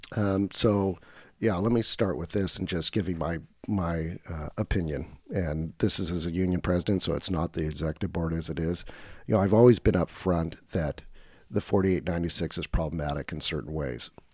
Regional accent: Woodburn, Oregon, United States; also born or lived in Portland, Oregon; I grew up in Woodburn, uh, nice. which is just north of Salem, Oregon

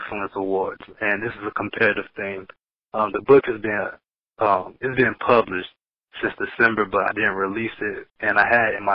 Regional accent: Knoxville, Tennessee, United States; also born or lived in Marietta, Georgia; my first memories were here in Knoxville. East Knoxville is pretty much where I was raised at.

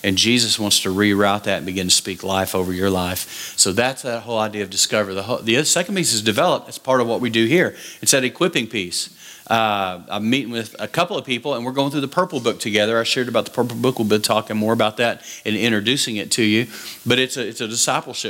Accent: West Texas, United States; So I grew up in West Texas

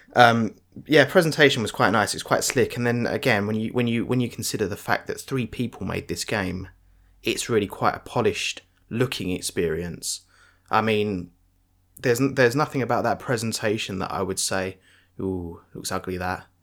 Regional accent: United Kingdom; I'm British

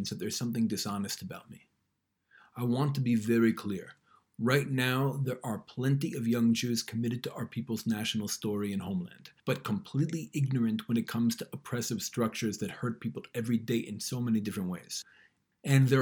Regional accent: New York, United States; now in Israel; Growing up in New York

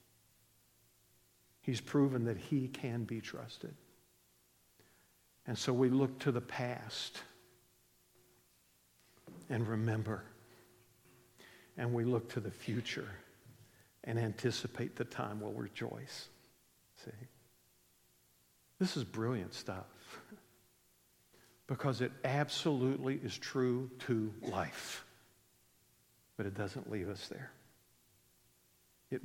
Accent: West Virginia, United States; I grew up in West Virginia.

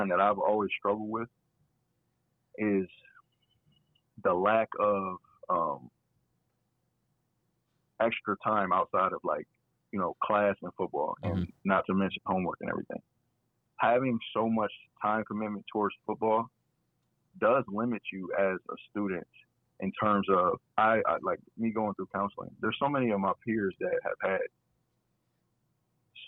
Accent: Akron, Ohio, United States; born or raised there; moved away as an adult; now in Toledo, United States

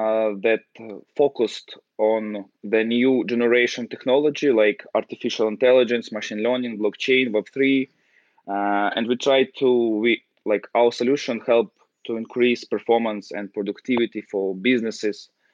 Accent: Ukraine; English is a second language; moved away as an adult; now in London, United Kingdom; I'm based in London, and I just relocated to London from Ukraine. And I try to adapt to the new system, to the new country, to all people, all new for me.

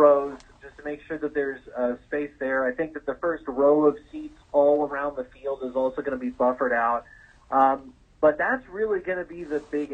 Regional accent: Arlington, Texas, United States; I'm from Arlington, so I'm a big Ranger fan.

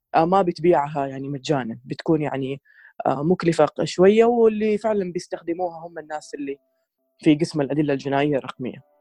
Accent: Saudi Arabia; عندنا في السعوديه

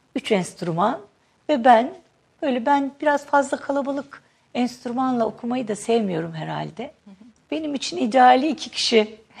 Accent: Akşehir, Konya, Turkey; ben Akşehirliyim.

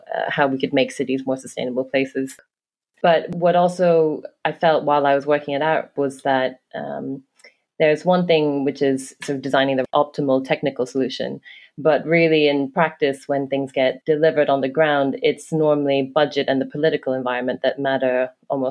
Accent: Hong Kong; also born or lived in London; now in New York City, United States; I grew up in Hong Kong. I lived in London for almost 10 years and then almost the same time in New York City

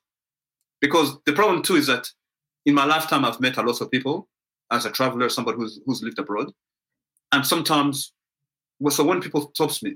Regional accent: Montreal, Quebec, Canada; I'm from Montreal

